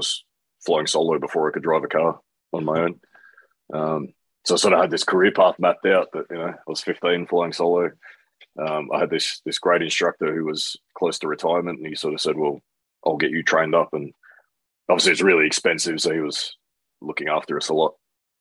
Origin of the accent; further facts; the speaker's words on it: Canberra, Australian Capital Territory, Australia; also born or lived in New Zealand; I grew up in Canberra, which is the capital of Australia.